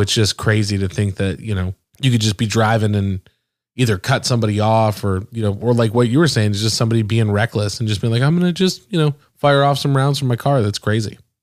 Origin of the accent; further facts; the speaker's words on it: the North, United States; moved away; I'm from the North